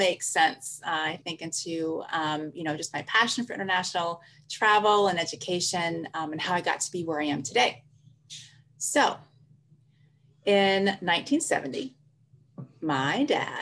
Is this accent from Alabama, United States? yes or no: yes; Tuskegee, Alabama, United States; I'm from Tuskegee.